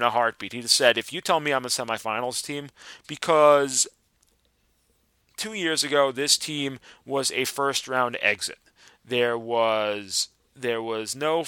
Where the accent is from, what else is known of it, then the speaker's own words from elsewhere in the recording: New York, United States; me being the New Yorker